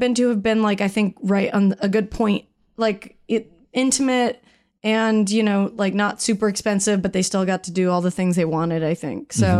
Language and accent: English; Salt Lake City, Utah, United States; also born or lived in Palm Springs, California; I was born in Palm Springs, California. Shout out to Eric's nuptials. I was raised in Salt Lake City